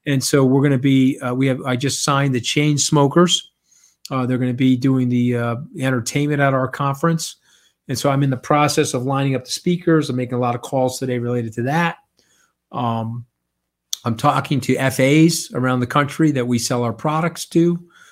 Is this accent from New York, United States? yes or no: yes; Long Island, New York, United States; I'm an Italian from Long Island.